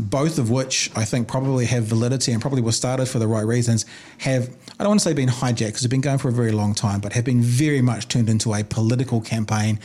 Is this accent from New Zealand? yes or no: yes; New Zealand; I'm a New Zealander